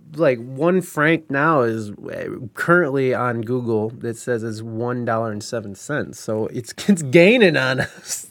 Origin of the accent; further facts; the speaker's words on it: United States; as an American